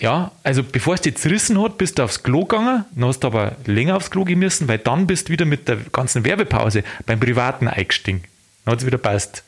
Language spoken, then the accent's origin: German; Landkreis Lanzer, Bavaria, Germany; Da, wo ich herkomme, äh, Landkreis Lanzer